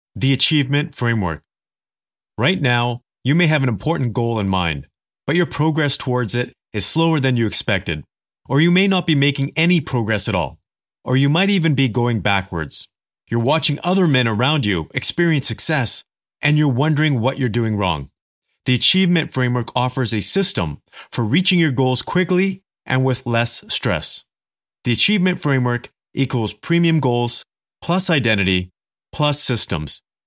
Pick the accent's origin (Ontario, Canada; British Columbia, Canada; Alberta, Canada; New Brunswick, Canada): British Columbia, Canada; Kelowna; I grew up in a small town in Canada. It's called Kelowna, British Columbia.